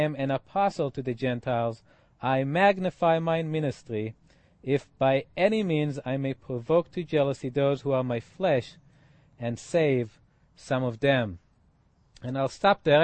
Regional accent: Israel; Israeli, in that I grew up in Israel.

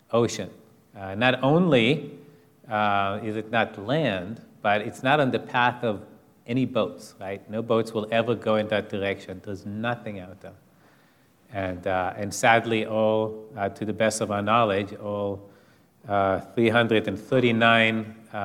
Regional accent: Israel; moved away; growing up in Israel

